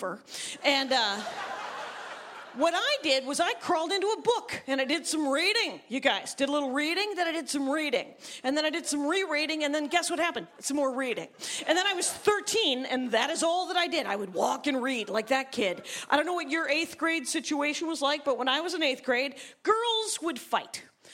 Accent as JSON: {"language": "English", "region": "Wisconsin", "country": "United States", "said": "I am from Wisconsin."}